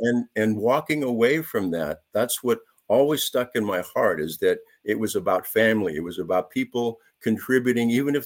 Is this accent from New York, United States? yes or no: no; San Jose, California, United States; I grew up in San Jose, and that was before it's being called now Silicon Valley